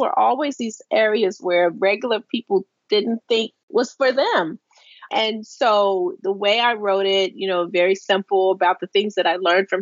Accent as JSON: {"language": "English", "town": "Baltimore", "region": "Maryland", "country": "United States", "tie": "born or raised there", "moved": "as an adult", "lives_now": "Washington, United States", "said": "I worked for a paper in Baltimore, the Baltimore Evening Sun, my hometown paper"}